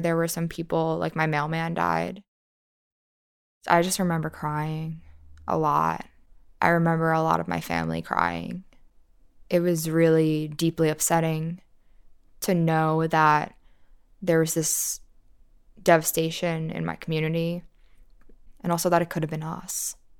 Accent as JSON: {"language": "English", "town": "New York City", "region": "New York", "country": "United States", "tie": "born or raised there", "said": "I grew up in the Rockaways. I've lived in this neighborhood my entire life."}